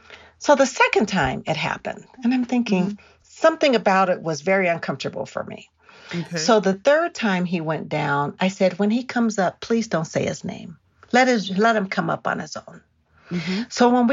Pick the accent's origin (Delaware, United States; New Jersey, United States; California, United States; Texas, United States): California, United States; But here we are again in Colorado. He takes my son sledding. And I'm from California, so I'd rather not go.